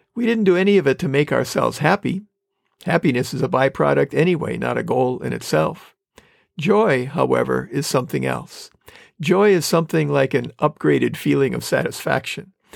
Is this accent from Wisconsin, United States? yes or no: yes; Manitowoc, Wisconsin, United States; moved away as an adult; When I came back to my hometown in Manitowoc, Wisconsin, after my first year of college